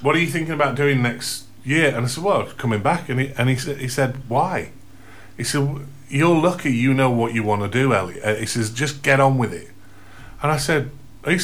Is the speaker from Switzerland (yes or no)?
no; Australia; also born or lived in Gleadless, Sheffield, England; now in North Anston, United Kingdom; my parents emigrated to Australia when I was a little one, so like 3 or 4. So we were one of them 15 quid families, you know. You went either to Canada or Australia, I think they were the main options. And we ended up in Australia.